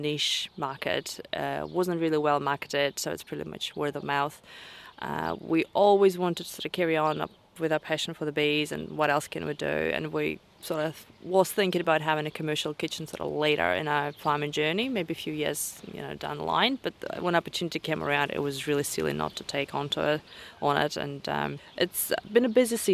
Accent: southern Russia, Russia; now in Motukarara, New Zealand; I'm originally from Russia, deep south

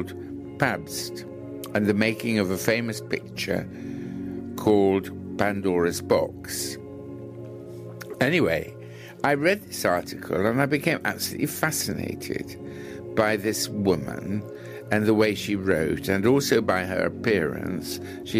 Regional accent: England, United Kingdom; I am from England, in America for the first time, and leaving in about a fortnight.

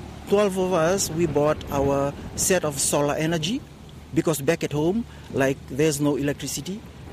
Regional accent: Fiji

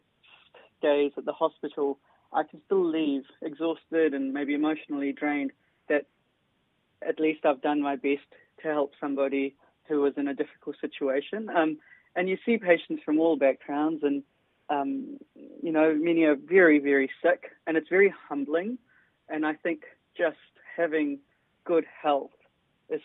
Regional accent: New Zealand; also born or lived in Nepal; I was born in Nepal, grew up there, and moved to New Zealand when I was 7 years old.

